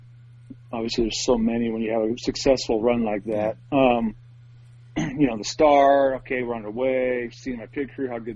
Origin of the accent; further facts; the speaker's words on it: Port Angeles, Washington, United States; I grew up on the west coast of Washington